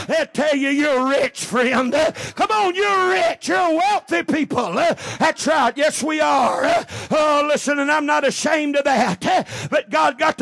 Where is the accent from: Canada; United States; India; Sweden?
United States; we're American Christians.